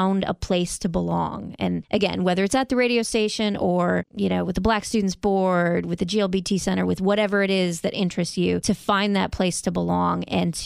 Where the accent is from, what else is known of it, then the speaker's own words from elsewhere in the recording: Michigan, United States; now in North Carolina, United States; I'm from Michigan